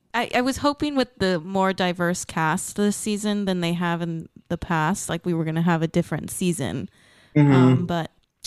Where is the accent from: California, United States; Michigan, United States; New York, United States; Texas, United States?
Texas, United States; We grew up in outside of Dallas, Texas.